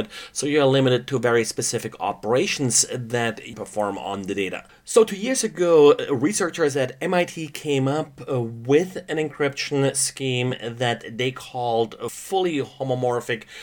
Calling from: Stockheim, Bavaria, Germany; today I'm recording from Stockheim, Germany.

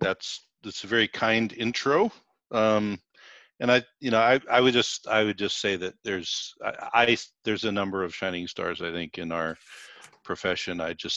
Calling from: Seattle, Washington, United States; So I am in Seattle, Washington. My clinic is in Seattle

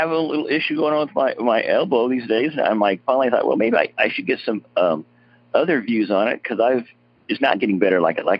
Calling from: Tulsa, Oklahoma, United States; I'm calling from Tulsa, Oklahoma.

